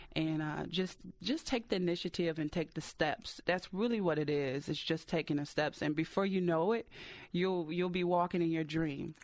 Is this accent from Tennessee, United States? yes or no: no; Detroit, Michigan, United States; detroit is my hometown city